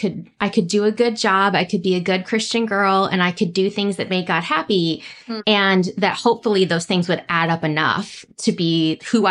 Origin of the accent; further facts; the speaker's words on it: California, United States; now in Dallas, United States; I grew up in California